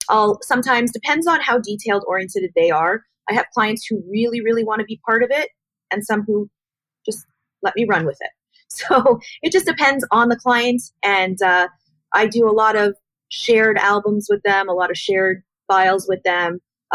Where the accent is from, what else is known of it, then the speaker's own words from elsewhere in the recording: Miami Beach, Florida, United States; also born or lived in Montreal, Canada; moved down here to Florida permanently, which I grew up in Miami Beach and Montreal.